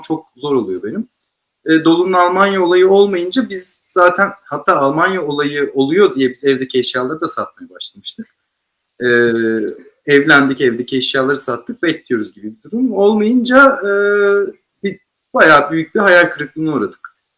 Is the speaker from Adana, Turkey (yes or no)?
no; Bursa, Turkey; Ben bir de Bursa'da büyüdüm mesela, liseyi falan.